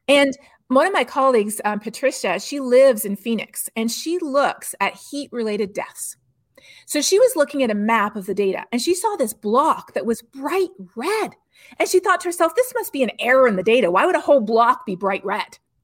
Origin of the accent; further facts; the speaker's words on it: Canada; now in Texas, United States; I'm not from Texas, I'm actually Canadian originally